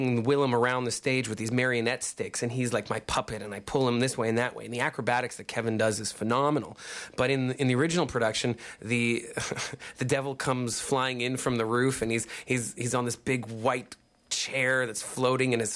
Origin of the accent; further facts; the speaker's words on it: Regina, Saskatchewan, Canada; also born or lived in Edmonton, Canada; now in Vancouver, Canada; was born in Regina. I went to school in Edmonton